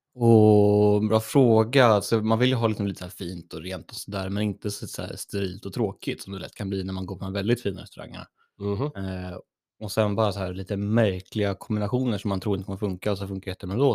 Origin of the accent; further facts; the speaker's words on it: Örebro, Örebro County, Sweden; moved away; hemma i Örebro